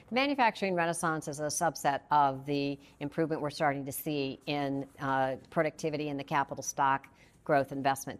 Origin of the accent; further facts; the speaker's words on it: Flint, Michigan, United States; my hometown in Michigan